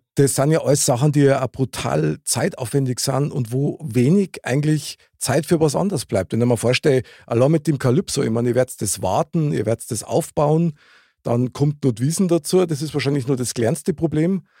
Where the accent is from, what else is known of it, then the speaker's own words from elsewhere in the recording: Munich, Bavaria, Germany; ich bin ja in der Nähe von der Wiesen aufgewachsen